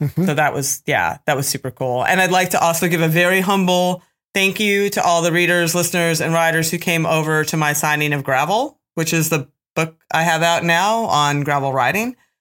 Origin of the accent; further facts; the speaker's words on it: Pennsylvania, United States; I'm from Pennsylvania.